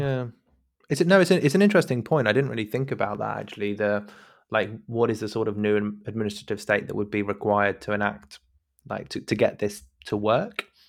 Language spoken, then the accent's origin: English; United Kingdom; as a, as a British listener.